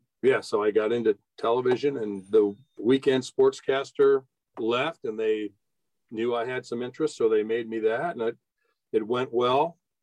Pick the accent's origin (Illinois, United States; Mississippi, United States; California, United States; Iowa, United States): Iowa, United States; Keokuk; I mean, not to say we lived in a backwater town. It wasn't the tiniest town ever. I think we had 16,000 people there, but we didn't have cable TV or anything.